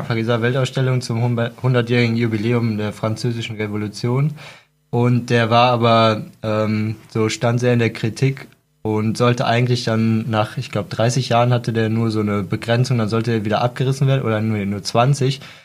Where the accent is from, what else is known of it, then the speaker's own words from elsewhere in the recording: Cologne, North Rhine-Westphalia, Germany; ich komme aus Köln, da gibt es ja den Dom